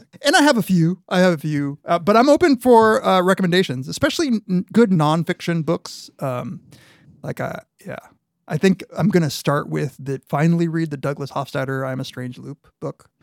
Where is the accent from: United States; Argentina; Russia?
Argentina; moved away; I was born in Argentina. Half my family is from Argentina.